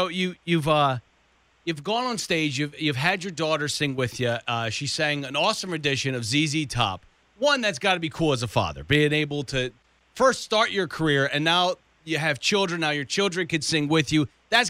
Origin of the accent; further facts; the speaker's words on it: West Virginia, United States; moved away; So I grew up in West Virginia